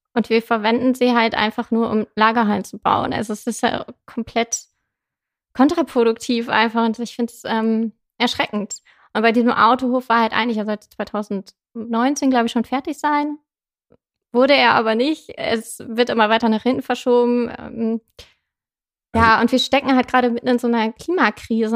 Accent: Zetel, Lower Saxony, Germany; moved away as an adult; also born or lived in Hannover; now in Osnabrück, Germany; ich komme gebürtig aus Zetel, bin da aufgewachsen

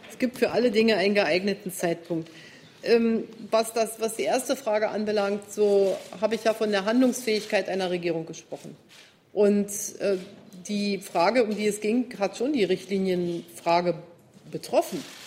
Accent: Germany; wir als Deutsche

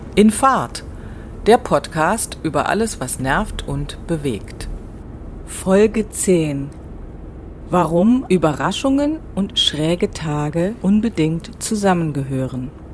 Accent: West Germany, Germany; Jetzt bin ich Wessi

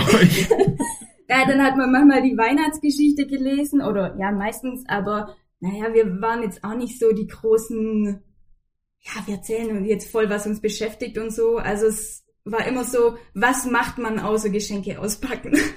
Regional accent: Swabian Jura, between Ulm and Heidenheim, Baden-Württemberg, Germany; moved away; Ganz ursprünglich komme ich von der Schwäbischen Alb, so zwischen Ulm und Heidenheim, aus dem Süden

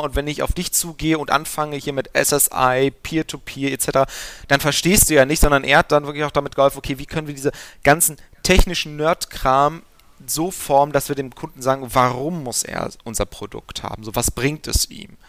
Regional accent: Aachen, North Rhine-Westphalia, Germany; also born or lived in Gelsenkirchen; gebürtig komme ich aus Aachen

